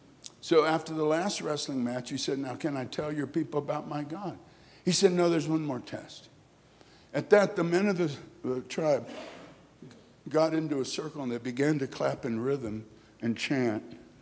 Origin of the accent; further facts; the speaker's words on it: Kolkata, West Bengal, India; born there; I was born in Calcutta, India. My parents were missionaries there, started the great Calcutta Revival Center, started a Bengali work.